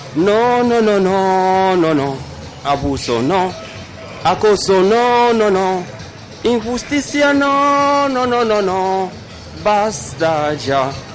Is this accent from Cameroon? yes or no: yes; Cameroon; moved away as an adult; now in Bilbao, Spain; Camerún, soy africano y llevo más de 10 años aquí en Bilbao